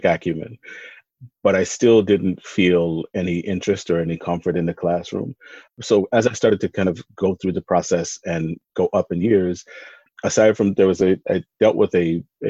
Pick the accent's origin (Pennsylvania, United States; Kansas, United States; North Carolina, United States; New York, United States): Pennsylvania, United States; Philadelphia; I was raised in North Philly